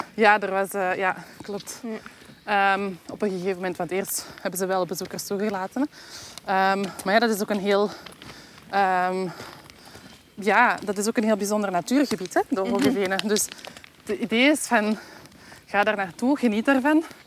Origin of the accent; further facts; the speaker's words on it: Belgium; in het uiterste zuiden van ons land